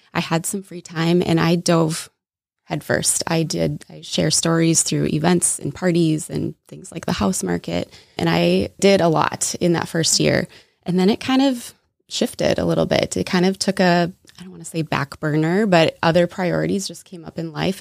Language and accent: English; Minnesota, United States; accent: Minnesota; also born or lived in Wisconsin; I was born and raised in Minnesota, so you might hear a little Minnesota accent come out at some point